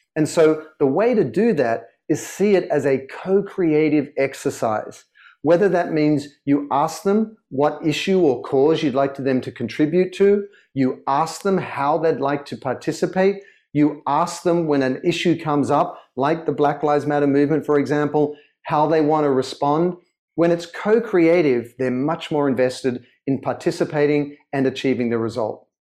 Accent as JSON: {"language": "English", "town": "Sydney", "region": "New South Wales", "country": "Australia", "tie": "born or raised there", "also_born_or_lived": "London", "accent": "Australian", "moved": "as an adult", "lives_now": "Los Angeles, United States", "said": "I was born in Sydney and grew up in Sydney"}